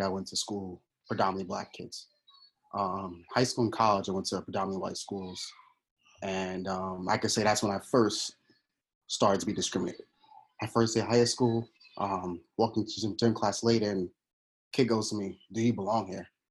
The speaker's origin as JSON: {"language": "English", "town": "New York City", "region": "New York", "country": "United States", "tie": "born or raised there", "said": "I'm from Queens, New York. Uh, I grew up in the inner city of Queens"}